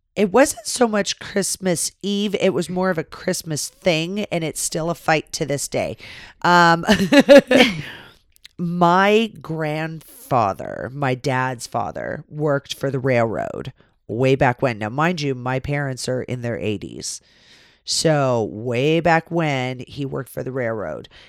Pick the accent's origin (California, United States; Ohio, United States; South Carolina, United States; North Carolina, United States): California, United States; we grew up in California.